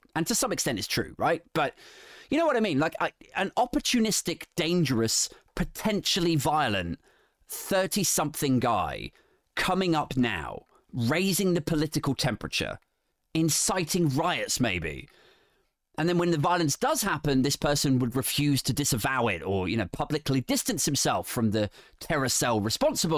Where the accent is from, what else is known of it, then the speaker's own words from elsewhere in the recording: England, United Kingdom; I'm English